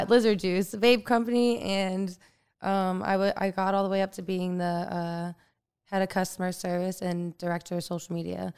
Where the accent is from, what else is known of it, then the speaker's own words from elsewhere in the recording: Florida, United States; moved away as an adult; also born or lived in Tarpon Springs, Florida; now in Los Angeles, United States; growing up in Florida